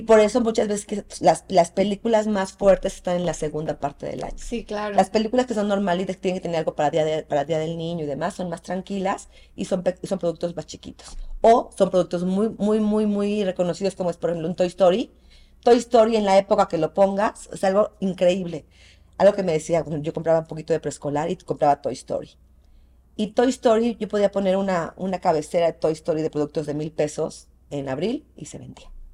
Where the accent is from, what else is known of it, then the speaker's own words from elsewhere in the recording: Mexico; also born or lived in Querétaro; aquí somos mexicanos y aquí todos nos conocemos.